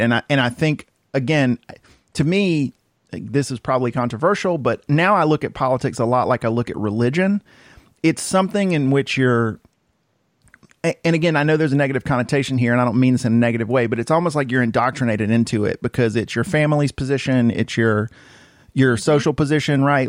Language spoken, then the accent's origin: English; Cartersville, Georgia, United States; growing up in Cartersville